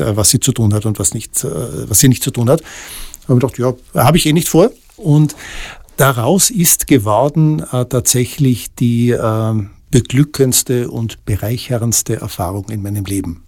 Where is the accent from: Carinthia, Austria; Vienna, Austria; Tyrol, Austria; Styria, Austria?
Tyrol, Austria; ich bin in Tirol aufgewachsen, in äh, 70er, Anfang der 80er Jahre